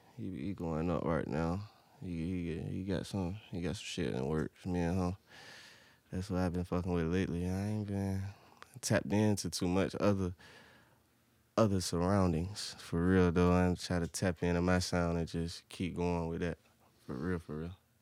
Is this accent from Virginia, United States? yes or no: yes; Portsmouth, Virginia, United States; I'm from Portsmouth